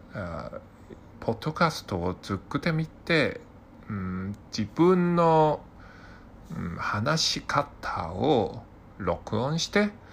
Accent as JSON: {"language": "Japanese", "country": "Hong Kong", "tie": "born or raised there", "second_language": "Japanese", "said": "私の出身は香港です。香港人です。"}